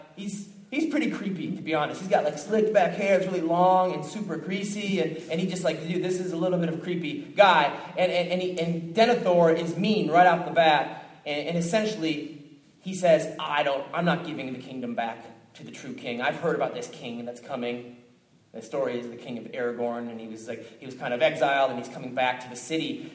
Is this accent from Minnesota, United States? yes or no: yes; Minneapolis, Minnesota, United States; moved away; I came from Minneapolis, Minnesota originally